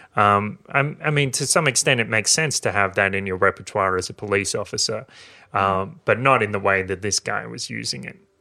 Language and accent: English; New South Wales, Australia; this is in my hometown, in a regional town in New South Wales, in Australia